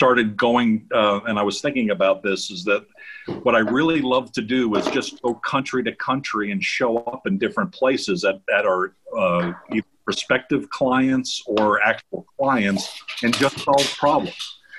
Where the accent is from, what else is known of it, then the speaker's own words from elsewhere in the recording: New York, United States; I am from New York. I'm from Westchester County, New York, and my family's Brooklyn, Queens, Long Island. So you might see a little bit of that in my voice